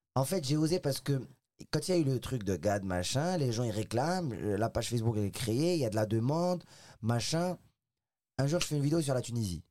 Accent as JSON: {"language": "French", "town": "Casablanca", "region": "Casablanca-Settat", "country": "Morocco", "tie": "born or raised there", "moved": "as an adult", "lives_now": "France", "said": "j'ai grandi au Maroc à Casablanca à Casablanca au Maroc"}